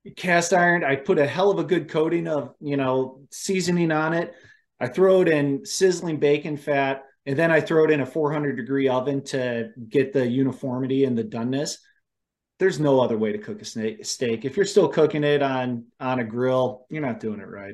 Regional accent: Ohio, United States; moved away; I grew up in Ohio. My family still lives, you know, outside of Cleveland

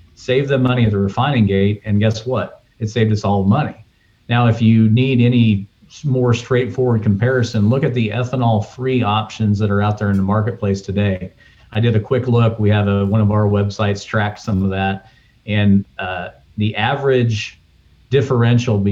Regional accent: the South, United States; as a Southerner

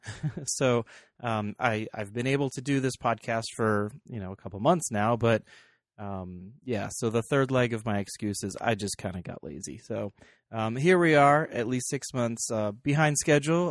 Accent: Arizona, United States; we're from Arizona

